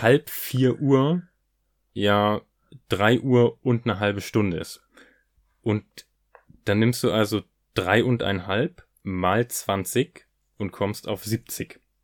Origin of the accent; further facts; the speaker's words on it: Hanover, Lower Saxony, Germany; sagen wir in Hannover